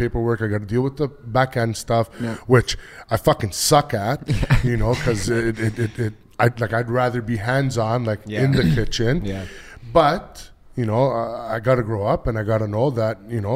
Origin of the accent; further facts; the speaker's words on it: Toronto, Ontario, Canada; I grew up in Toronto.